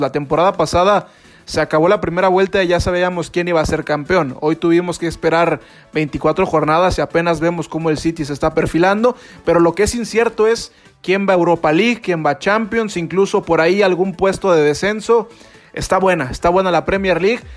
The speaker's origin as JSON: {"language": "Spanish", "country": "Mexico", "lives_now": "Guadalajara, Mexico", "said": "para los que somos de México y estamos aquí en Guadalajara"}